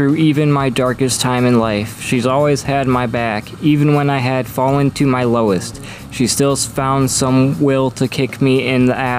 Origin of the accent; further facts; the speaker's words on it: Cleveland, Ohio, United States; I'm from Cleveland.